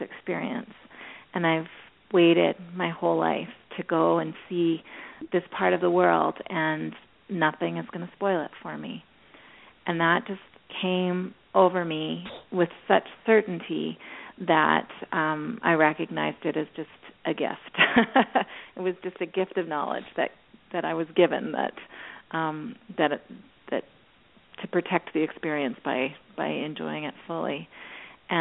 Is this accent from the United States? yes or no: no; Canada; I'm speaking Canadian